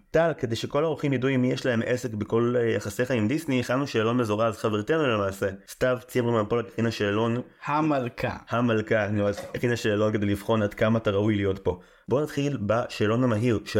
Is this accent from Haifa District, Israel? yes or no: yes; Haifa, Haifa District, Israel; אתה יודע, בתור חיפאי, גבעתיים זה הדבר הכי קרוב לזה.